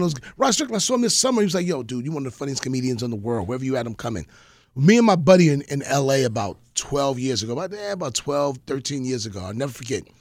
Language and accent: English; New York, United States; I'm, I'm from New York